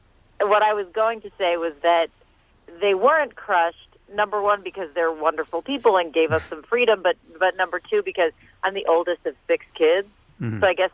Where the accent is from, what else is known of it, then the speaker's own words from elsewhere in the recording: New Jersey, United States; Here in Bergen County, New Jersey.